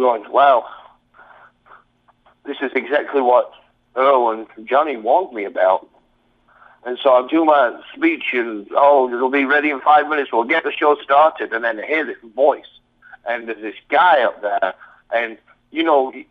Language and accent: English; England, United Kingdom; accent: English; moved away; I've got an English accent.